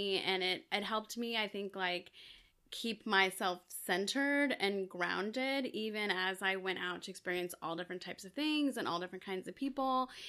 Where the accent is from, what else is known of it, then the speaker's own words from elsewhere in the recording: El Salvador; So I was born in El Salvador, so I'm Salvadoran.